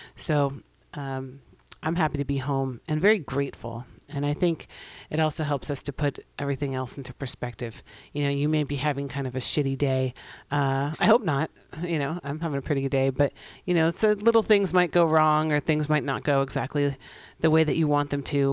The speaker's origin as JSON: {"language": "English", "town": "San Francisco", "region": "California", "country": "United States", "tie": "born or raised there", "said": "my hometown of San Francisco for many generations now"}